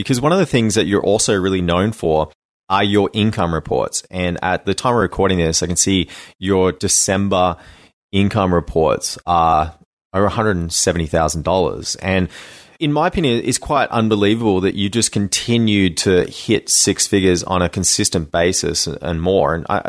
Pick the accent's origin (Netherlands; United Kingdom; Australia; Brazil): Australia; I think I would actually die as an Australian in that.